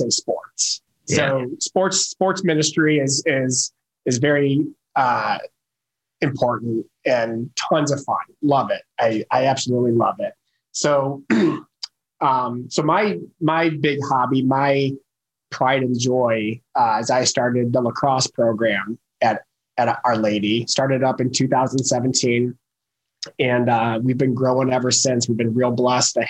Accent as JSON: {"language": "English", "town": "Detroit", "region": "Michigan", "country": "United States", "tie": "born or raised there", "also_born_or_lived": "Dayton, Ohio / Indianapolis, Indiana", "moved": "as an adult", "lives_now": "Carmel, United States", "said": "born and raised in the Detroit area. So grew up outside of Detroit."}